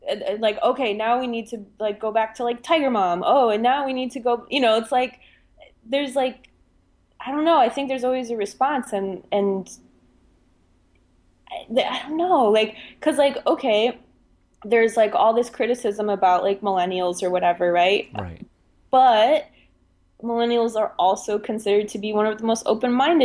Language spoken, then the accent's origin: English; Germany; I especially growing up in Germany